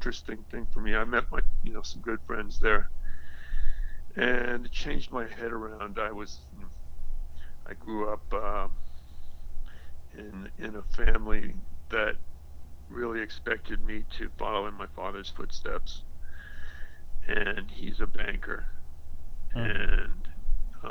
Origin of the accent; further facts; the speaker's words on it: Bennington, Vermont, United States; moved away as an adult; also born or lived in Montana; from sixth age, I grew up in Bennington, Vermont.